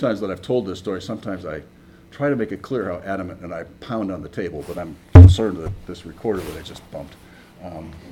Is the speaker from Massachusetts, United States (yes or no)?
yes; Massachusetts, United States; moved away; I grew up in Massachusetts